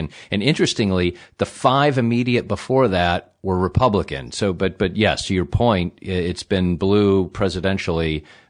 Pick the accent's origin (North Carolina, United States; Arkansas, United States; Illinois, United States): Illinois, United States; You know, as I was checking Michigan's nickname, I'm from Illinois, and somehow I didn't quite know exactly what Michigan's nickname was.